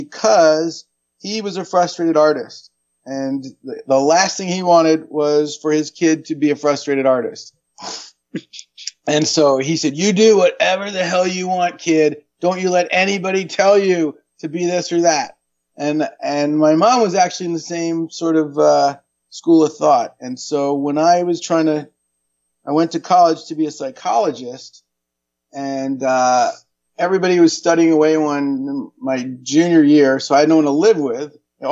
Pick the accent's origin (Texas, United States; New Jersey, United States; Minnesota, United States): New Jersey, United States; Ridgewood; moved away; I am from New Jersey, yes. Oh, what part? Ridgewood, New Jersey.